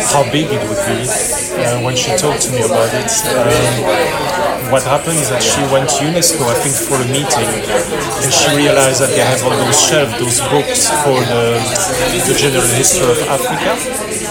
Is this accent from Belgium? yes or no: yes; Belgium; also born or lived in Poland; now in London, United Kingdom; I was born in Belgium